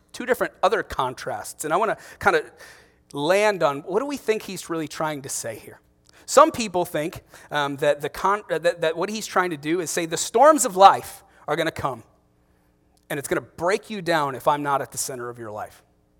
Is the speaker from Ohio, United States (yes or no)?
yes; Ohio, United States; there's a town, one town north of where I grew up in Ohio called Hudson.